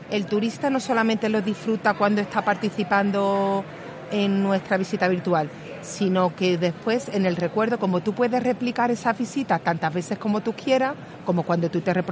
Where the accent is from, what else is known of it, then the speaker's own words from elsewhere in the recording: Málaga, Andalusia, Spain; accent: Málaga; pongo ejemplos de Málaga porque no sé si se notará por el acento que soy